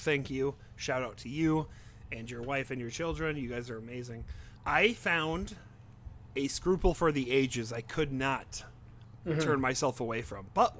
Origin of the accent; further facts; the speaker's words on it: France; while I grew up in France with my mom